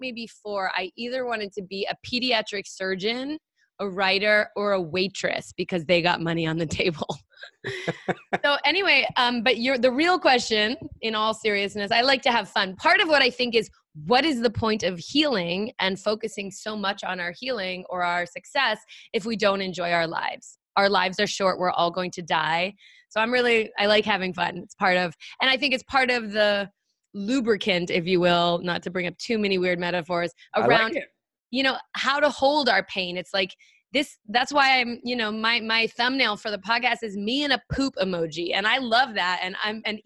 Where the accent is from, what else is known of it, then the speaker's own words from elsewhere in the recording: San Francisco, California, United States; I was actually born on the Presidio